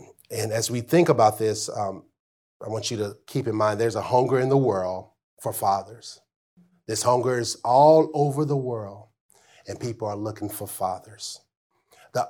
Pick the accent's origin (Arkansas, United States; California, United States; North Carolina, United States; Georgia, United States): Arkansas, United States; growing up in Arkansas